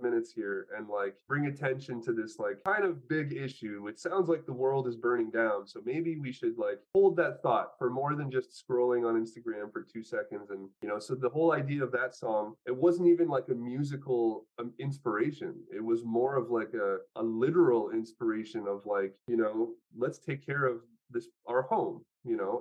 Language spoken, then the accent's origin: English; Canada; also born or lived in Poland; now in Los Angeles, United States; I'm Polish and I'm Canadian, and you know, now I'm living in Los Angeles